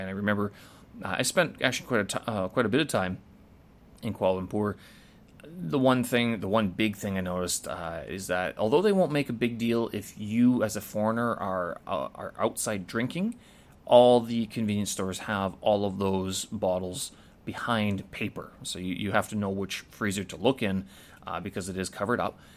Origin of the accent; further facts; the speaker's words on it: Winnipeg, Manitoba, Canada; moved away as an adult; when I first left Canada, when I first left Winnipeg